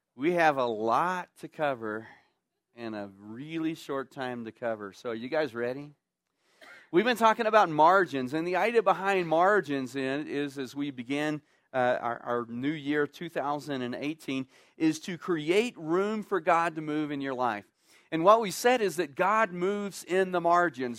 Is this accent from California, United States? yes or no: no; Texas, United States; moved away; I grew up in Texas